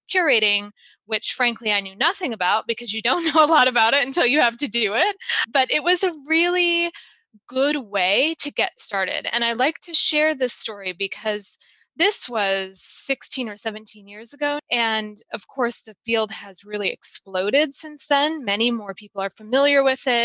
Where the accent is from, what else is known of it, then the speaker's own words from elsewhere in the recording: Michigan, United States; moved away as an adult; I was still in Michigan at this time where I grew up